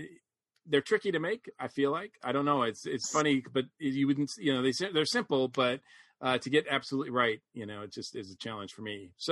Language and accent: English; New England, United States; I mean, obviously I grew up in New England, so Dunkin' Donuts was a thing.